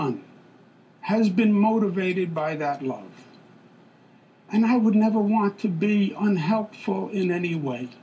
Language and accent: English; New York, United States; I am a New Yorker, born and bred.